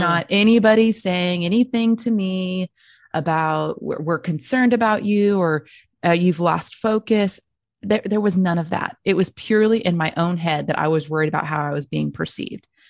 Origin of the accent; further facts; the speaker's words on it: Texas, United States; I was born and raised in Texas